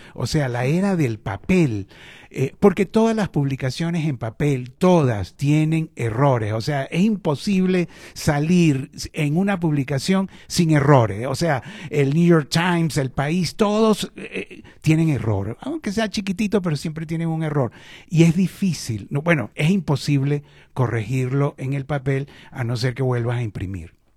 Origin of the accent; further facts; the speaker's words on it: Venezuela; moved away; also born or lived in Chile; yo estudié periodismo en Venezuela, que es eh, mi país de origen